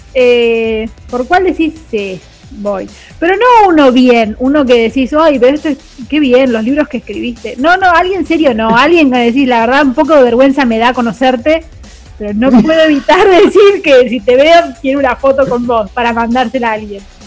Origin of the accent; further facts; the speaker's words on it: Santa Fe, Argentina; now in Buenos Aires, Argentina; nací en Santa Fe, pero yo me crecí, crecí mucho más lejos.